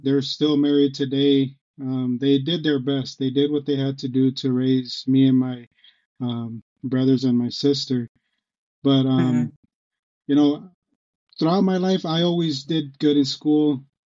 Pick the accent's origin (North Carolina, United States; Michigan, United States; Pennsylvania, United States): Michigan, United States; Detroit; also born or lived in Texas / Grand Rapids, Michigan; I am from Michigan. I was born in Detroit